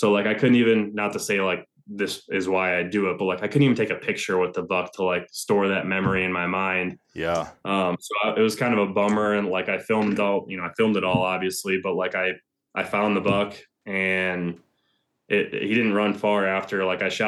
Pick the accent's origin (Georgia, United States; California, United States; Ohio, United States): Ohio, United States; the biggest of the three, which was here in my home state of Ohio.